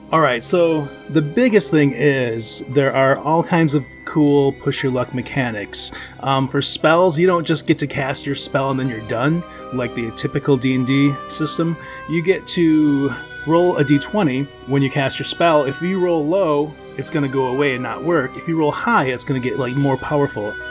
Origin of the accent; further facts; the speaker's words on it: Ypsilanti, Michigan, United States; I'm in Ypsilanti, Michigan